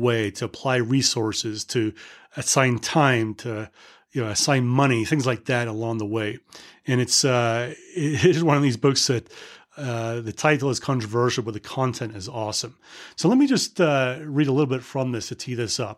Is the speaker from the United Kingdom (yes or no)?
yes; United Kingdom; as a Brit